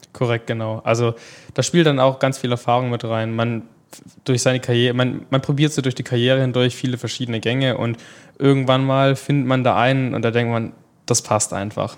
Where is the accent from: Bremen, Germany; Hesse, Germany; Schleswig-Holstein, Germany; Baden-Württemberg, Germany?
Baden-Württemberg, Germany; Pleidelsheim; bei uns in Pleidelsheim, wo ich eigentlich herkomme